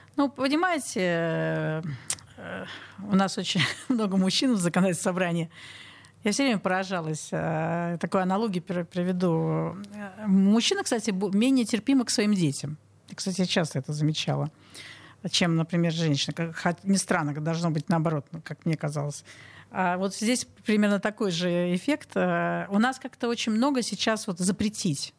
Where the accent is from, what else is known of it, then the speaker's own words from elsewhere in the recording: Saint Petersburg, Russia; я родилась на Петра Алексеева, сейчас Спасский переулок, практически угловой дом